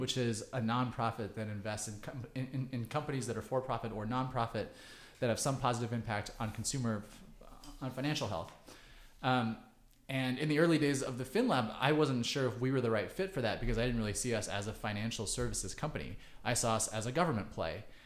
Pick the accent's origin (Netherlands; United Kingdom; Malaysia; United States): United States; Kansas City; moved away; also born or lived in China; I grew up in Kansas City